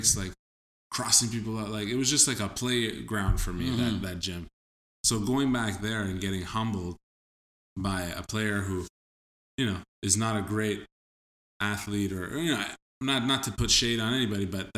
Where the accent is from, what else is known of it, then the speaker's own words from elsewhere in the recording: Peru; now in Canada; I don't look Peruvian, but I told him, you know, like, oh, I'm from Peru as well